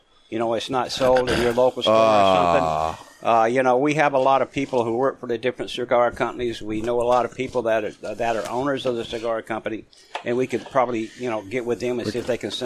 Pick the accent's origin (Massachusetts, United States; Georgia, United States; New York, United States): Georgia, United States; now in Northeast, United States; where I grew up in Georgia